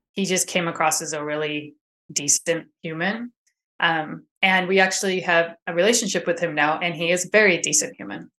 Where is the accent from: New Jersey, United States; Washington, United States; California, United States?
California, United States; Sacramento; I am from Sacramento, California area